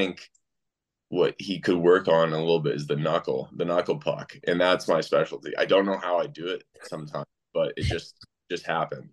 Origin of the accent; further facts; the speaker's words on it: Indianapolis, Indiana, United States; also born or lived in Kansas City; I moved to Indianapolis when I was 5 years old.